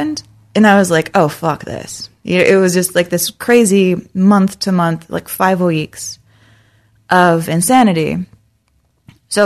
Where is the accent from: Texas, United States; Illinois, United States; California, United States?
Texas, United States; San Antonio; moved away; also born or lived in Lansing, Michigan / Saginaw, Michigan / Oklahoma; I grew up in San Antonio